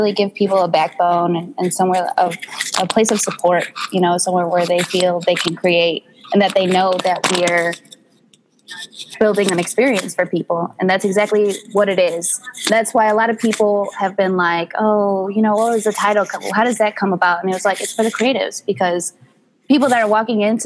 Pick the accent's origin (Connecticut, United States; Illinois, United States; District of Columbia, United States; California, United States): Illinois, United States; Chicago; I was born in Humboldt Park and I've moved all around the Chicagoland. And I recently just settled in the suburbs